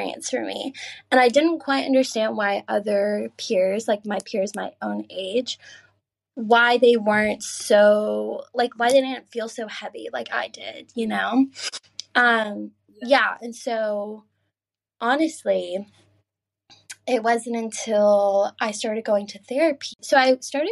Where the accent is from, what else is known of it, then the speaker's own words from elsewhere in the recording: Georgia, United States; moved away as an adult; also born or lived in Maine; now in Edinburgh, United Kingdom; I grew up in the South